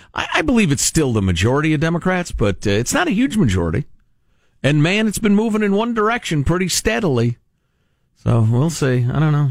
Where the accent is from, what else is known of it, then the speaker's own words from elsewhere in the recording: Midwest, United States; I come from the Midwest